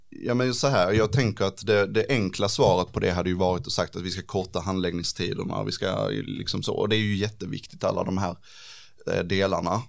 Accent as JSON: {"language": "Swedish", "town": "Ängelholm", "region": "Skåne", "country": "Sweden", "tie": "born or raised there", "also_born_or_lived": "Lund / Helsingborg", "said": "Jag är inte född i Ängelholm, men jag har ju bott i stort sett hela mitt liv i Ängelholm"}